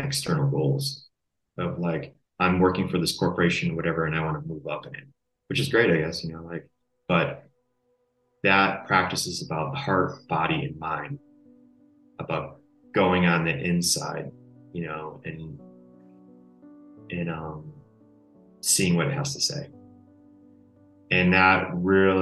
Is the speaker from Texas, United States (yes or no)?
no; Connecticut, United States; growing up on the East Coast, Connecticut